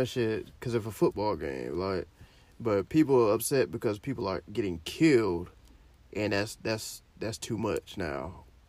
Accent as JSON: {"language": "English", "region": "Florida", "country": "United States", "said": "I'm from Florida"}